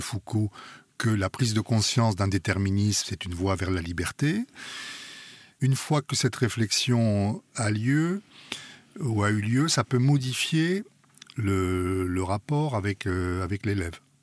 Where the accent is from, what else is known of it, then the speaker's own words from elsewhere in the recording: France; je suis français, ma culture est en grande partie euh, française